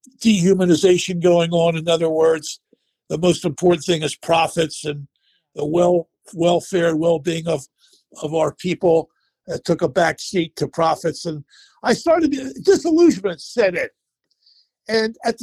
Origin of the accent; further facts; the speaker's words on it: Philadelphia, Pennsylvania, United States; also born or lived in Japan; headquartered in Philadelphia, which is my hometown